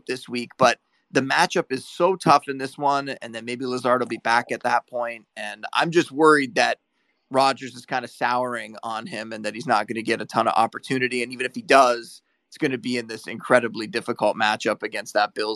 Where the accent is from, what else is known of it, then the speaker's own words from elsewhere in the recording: Niagara Falls, Ontario, Canada; I grew up on a border town, right? Like, I was born in Niagara Falls.